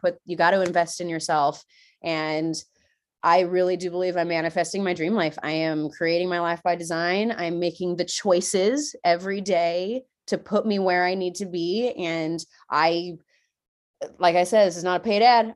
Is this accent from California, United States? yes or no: yes; San Diego, California, United States; moved away as an adult; now in Washington, United States; I'm from California, y'all, okay? I left sunny beaches of San Diego